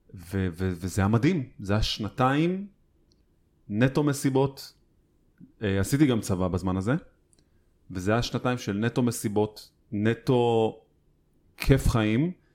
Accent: Holon, Tel Aviv District, Israel; אני גדלתי בעיר, והתמזל מזלי לגדול אה, סביב אה, קהילה בוכרית גדולה

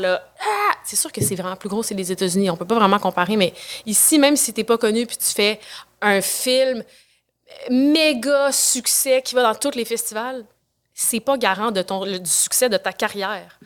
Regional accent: Quebec City, Quebec, Canada; je viens de Québec. J'étais à, Québec, à l'École de danse de Québec

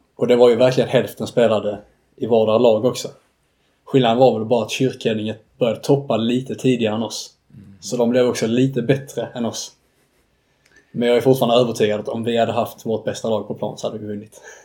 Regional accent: Staffanstorp, Skåne, Sweden; accent: Scanian; moved away as an adult; also born or lived in Uppsala; någon gång där kring min ettårsdag så flyttade vi ner till Staffanstorp och sen dess har jag bott i Staffanstorp

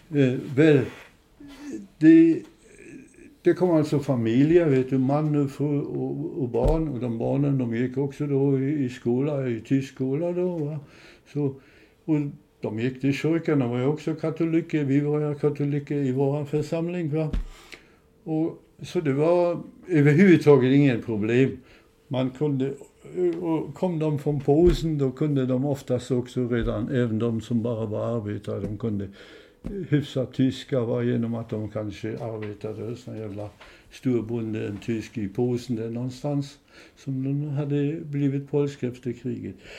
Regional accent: Ząbkowice Śląskie, Lower Silesian Voivodeship, Poland; also born or lived in Peterwitz, Silesia; now in Sweden; jag är uppväxt i Frankenstein

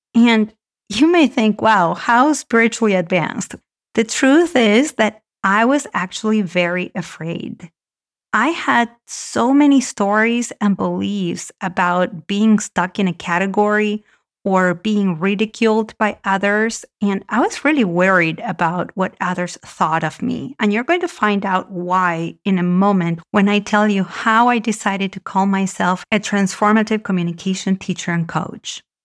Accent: Argentina; moved away; I grew up in Argentina

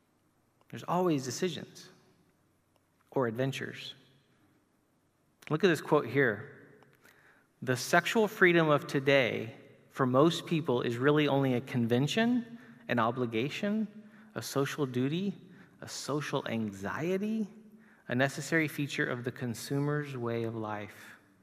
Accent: Chile; moved away; to look at my friends in South America where I grew up in Chile

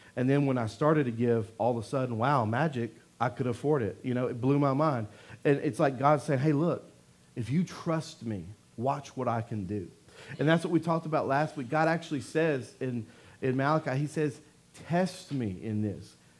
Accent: Louisiana, United States; I'm from Louisiana

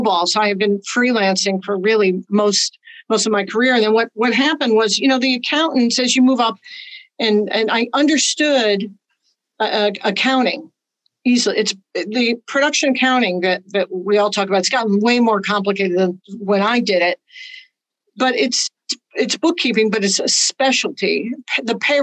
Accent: Chicago, Illinois, United States; moved away as an adult; also born or lived in Los Angeles; I'm from Chicago originally.

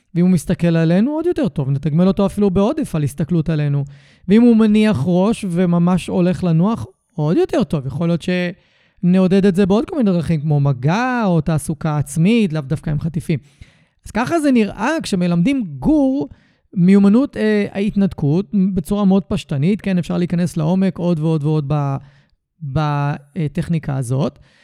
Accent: Tel Aviv – Ramat Gan area, Tel Aviv District, Israel; נולדתי וגדלתי רוב חיי באזור תל אביב רמת גן

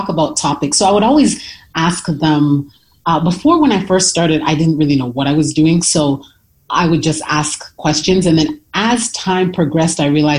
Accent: Toronto, Ontario, Canada; moved away as an adult; now in United States; I'm originally from Toronto, Canada

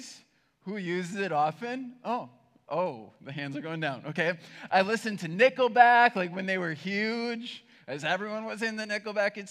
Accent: Berlin, United States; I grew up in Berlin, which is a tiny town

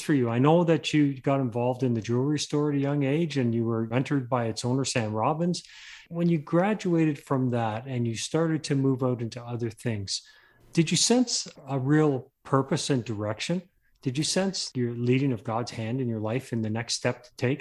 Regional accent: England, United Kingdom; moved away; I come from England. I was born there

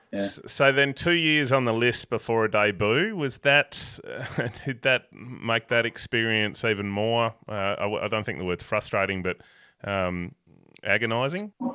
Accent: Avoca, Tasmania, Australia; I grew up in Avoca

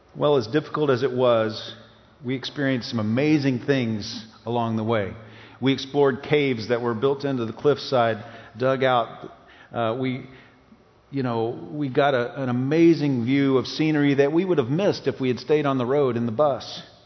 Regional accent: East Tennessee, United States; growing up in East Tennessee

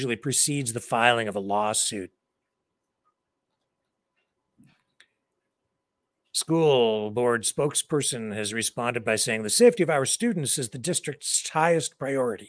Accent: London, Ontario, Canada; In London, Ontario, my hometown

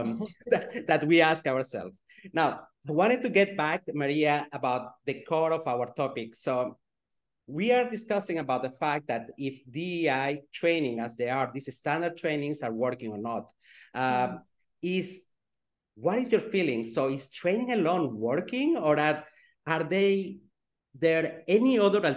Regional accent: Geneva, Switzerland; I grew up in Geneva, Switzerland

